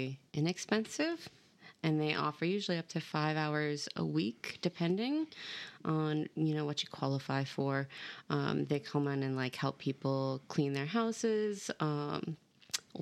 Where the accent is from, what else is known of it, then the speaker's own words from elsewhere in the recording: Duluth, Minnesota, United States; moved away as an adult; now in Brisbane, Australia; I'm from Minnesota, northern Minnesota, Duluth, right on the biggest lake in the world